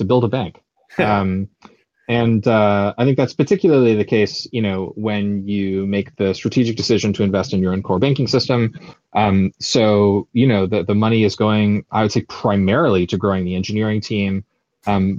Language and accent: English; United States; now in United Kingdom; we're both American